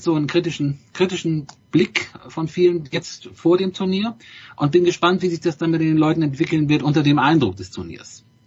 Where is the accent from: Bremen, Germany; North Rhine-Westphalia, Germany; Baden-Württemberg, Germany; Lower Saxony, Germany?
Bremen, Germany; ich als Bremer